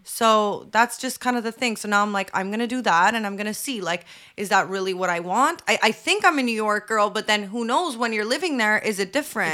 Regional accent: Canada; I hate being Canadian

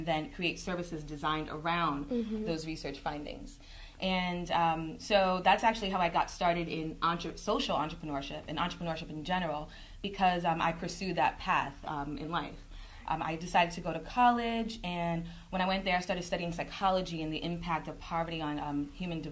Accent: New York City, New York, United States; accent: New York; I am from the Bronx, New York, originally, and my parents are of Jamaican and Cuban descent. So I'm a first-generation American. And I grew up in a community in the Bronx

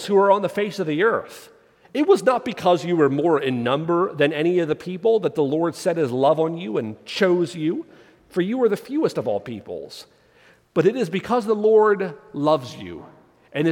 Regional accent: United States; as an American, I'm part of a historical nation when our country's only 250 years old

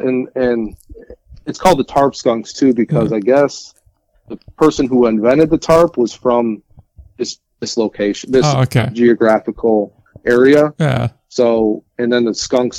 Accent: Jamestown, New York, United States; also born or lived in New Jersey; I'm from Jamestown, New York.

